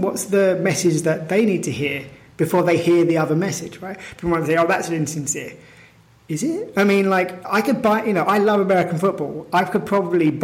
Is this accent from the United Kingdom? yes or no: yes; United Kingdom; my feeling of being British is very connected to a concept